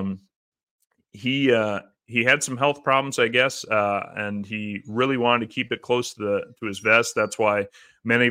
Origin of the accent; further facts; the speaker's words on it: Midwest, United States; growing up in the Midwest